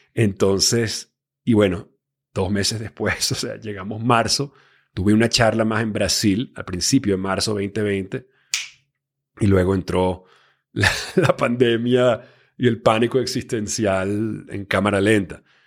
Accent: Venezuela; moved away as an adult; also born or lived in Miami, United States / Los Angeles, United States / New York, United States; yo me crié en Venezuela eh, a los 18 años

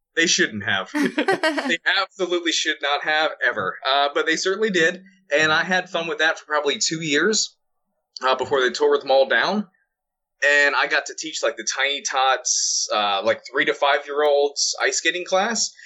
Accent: Florida, United States; I was born and raised in Florida

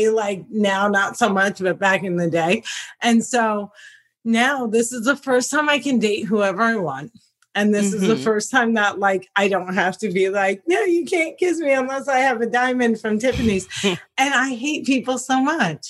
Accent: New Jersey, United States; I'm born and raised in Jersey

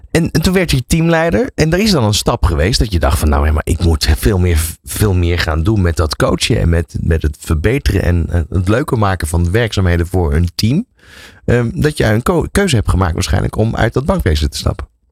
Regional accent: Netherlands; wij als Nederlanders

